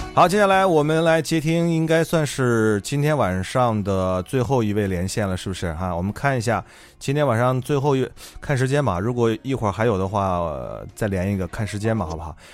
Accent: Xi'an, Shaanxi, China; 我们家乡的一部剧

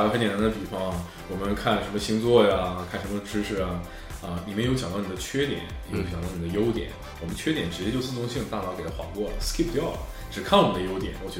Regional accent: China; 这是深植我们中国人心中的一种呃传统的一种观念

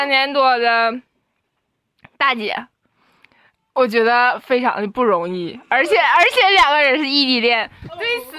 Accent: Northeast China, China; 有口音有口音吧？我就是东北的，怎么的？

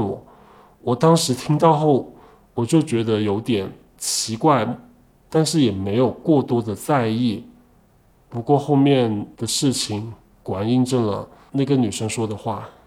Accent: Liuzhou, Guangxi, China; moved away as an adult; now in Guangdong, China; 今年二十七岁，我来自广西柳州，目前在广东

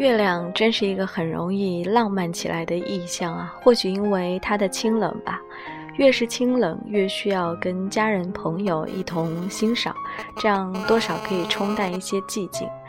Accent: Hefei, Anhui, China; moved away; 我是和肥人

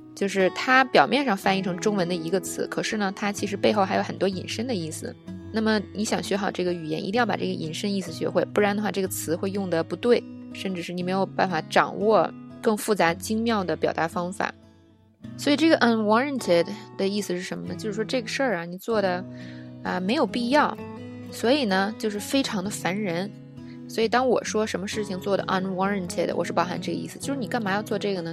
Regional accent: China; 我们中国人

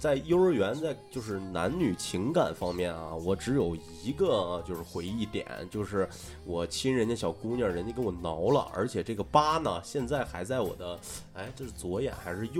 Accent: Northeast China, China; 我是东北人，

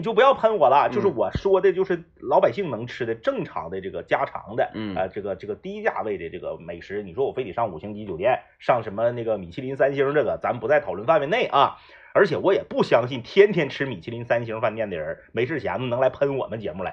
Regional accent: Northeast China, China; 因为我是东北人啊

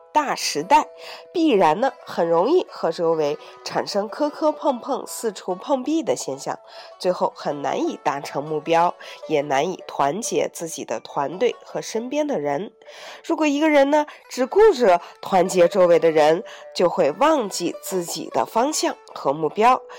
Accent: China; also born or lived in Beijing; 我们中国人

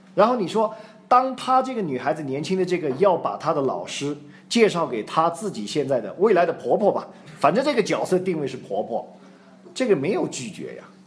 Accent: China; 我们都是中国人

